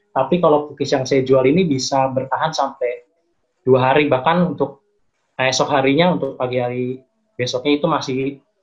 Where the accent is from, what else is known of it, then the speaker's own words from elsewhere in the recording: Klaten, Central Java, Indonesia; now in Cikarang, Indonesia; Uh, kalau saya sih uh, tinggal di Cikarang ya teh, cuman saya asli dari Jawa dari Klaten Jawa